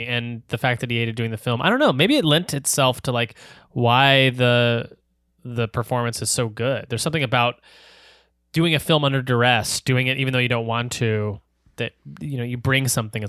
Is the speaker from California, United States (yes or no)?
yes; Torrance, California, United States; born there; It's like south of LA. I was born in Torrance, actually. Oh. I was born in Torrance Memorial Hospital.